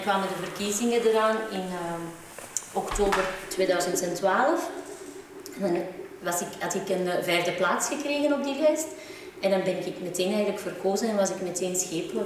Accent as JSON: {"language": "Dutch", "town": "Antwerp", "region": "Flanders", "country": "Belgium", "tie": "born or raised there", "said": "Ik ben geboren in Antwerpen"}